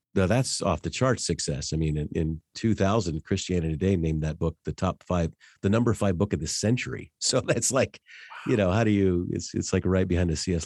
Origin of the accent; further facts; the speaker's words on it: Denver, Colorado, United States; now in Wichita, United States; I grew up in Denver